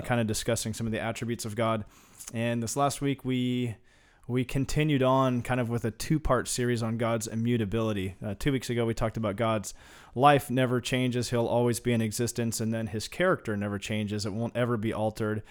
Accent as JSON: {"language": "English", "region": "Kansas", "country": "United States", "tie": "born or raised there", "said": "I grew up in Kansas"}